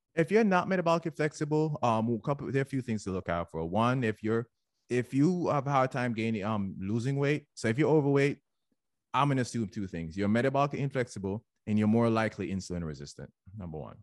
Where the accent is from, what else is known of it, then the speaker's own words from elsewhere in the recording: Jamaica; now in United States; I'm Jamaican